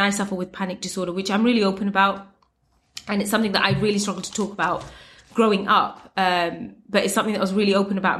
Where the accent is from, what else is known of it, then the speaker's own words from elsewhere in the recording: United Kingdom; I am Muslim and I am brown and I'm Bangladeshi and I'm British